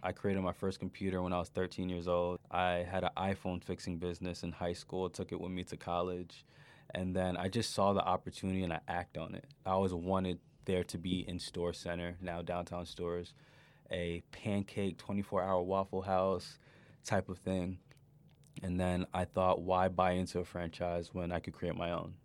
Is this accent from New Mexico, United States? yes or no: no; New York, United States; moved away; as a kid growing up in New York